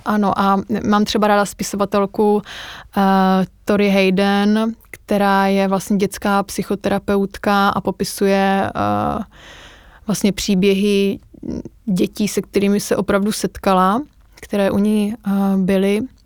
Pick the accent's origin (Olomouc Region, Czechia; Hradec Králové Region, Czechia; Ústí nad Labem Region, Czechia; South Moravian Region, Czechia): Olomouc Region, Czechia; Olomouc; moved away; já jsem z Olomouce a tam máme fakt jako krásnou